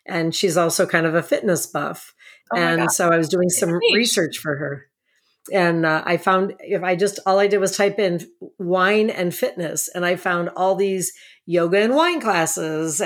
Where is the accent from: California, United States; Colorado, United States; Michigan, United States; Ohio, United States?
Ohio, United States; now in Napa, United States; I'm from Ohio